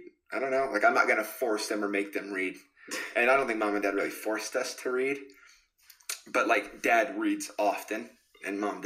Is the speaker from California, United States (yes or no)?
yes; California, United States; moved away; grew up in California. Started out in California.